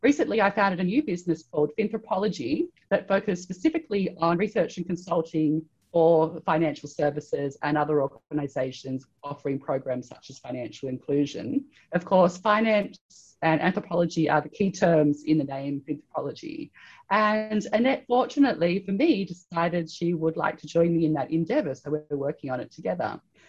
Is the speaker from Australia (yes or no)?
yes; Australia; I'm originally from Australia. I did a PhD in anthropology at the University of Sydney in Australia.